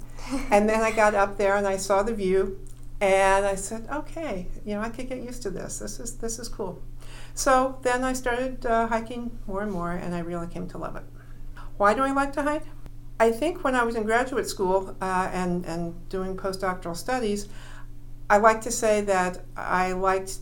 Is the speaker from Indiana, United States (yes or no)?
yes; Indiana, United States; moved away; also born or lived in Illinois; I grew up in Indiana in the Midwest